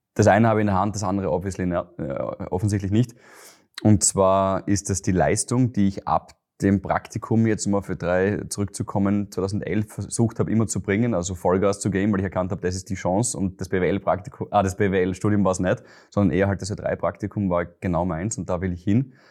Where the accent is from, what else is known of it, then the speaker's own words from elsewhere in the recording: Graz, Styria, Austria; moved away as an adult; now in Vienna, Austria; ich bin ein Steirer